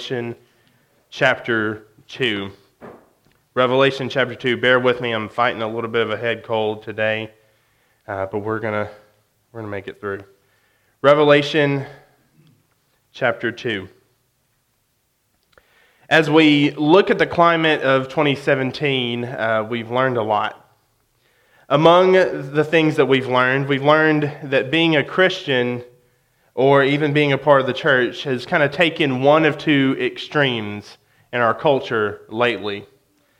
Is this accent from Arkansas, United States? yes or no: yes; West Memphis, Arkansas, United States; now in Conway, United States; I grew up in West Memphis.